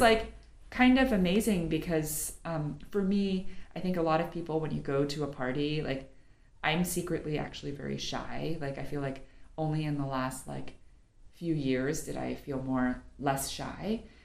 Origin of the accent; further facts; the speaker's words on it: New York, United States; I'm from New York originally